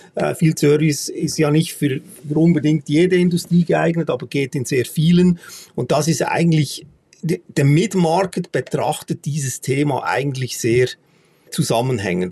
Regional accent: Switzerland; bei uns in der Schweiz

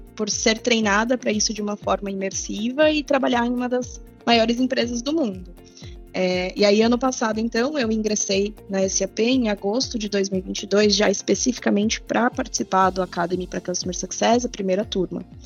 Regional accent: São Paulo, Brazil; moved away as an adult; now in interior of São Paulo state, Brazil; sou natural de São Paulo, mas eu moro no interior há 10 anos já

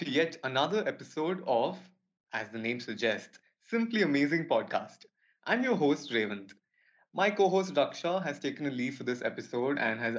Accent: Mysore, Karnataka, India; Mysore, the beautiful city which is my hometown and where I learned yoga too.

